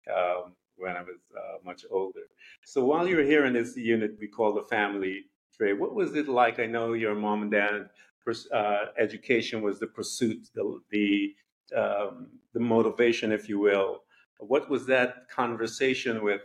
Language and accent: English; Guyana; I'm from Guyana